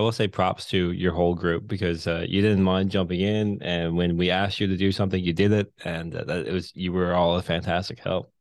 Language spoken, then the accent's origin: English; Newfoundland and Labrador, Canada; accent: thicker Newfoundland bay accent; moved away as an adult; now in St. John's, Canada; I'm from the Bay. I hated town growing up.